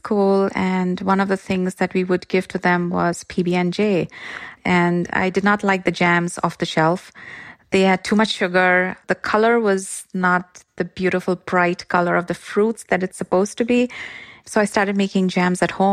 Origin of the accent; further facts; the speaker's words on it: Mumbai, Maharashtra, India; now in Bay Area, United States; I'm originally from Mumbai